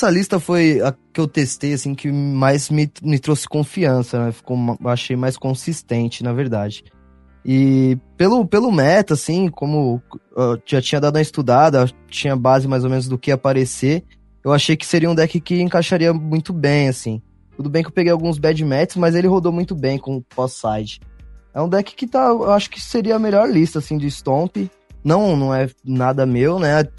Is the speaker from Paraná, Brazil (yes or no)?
no; São Paulo, Brazil; sou aqui do, do, de São Paulo, sou do, do Ipiranga.